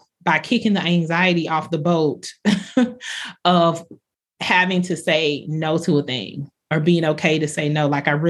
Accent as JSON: {"language": "English", "region": "the South", "country": "United States", "tie": "born or raised there", "said": "I think growing up in the South, you think of pastors sometimes as people that are, you know, toeing the line and pointing people in a certain direction."}